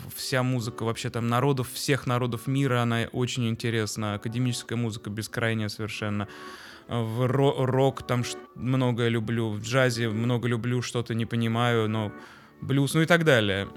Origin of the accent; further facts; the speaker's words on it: Moscow, Russia; мы так э, жили козырно прямо на Тверской улице